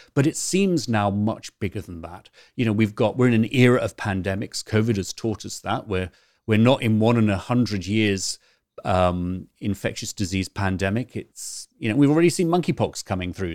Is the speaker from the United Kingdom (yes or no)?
yes; United Kingdom; also born or lived in Canterbury; now in California, United States; we're both British